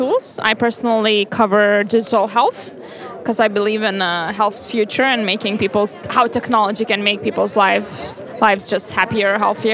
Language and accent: English; Vilnius, Vilnius County, Lithuania; moved away; I'm from Vilnius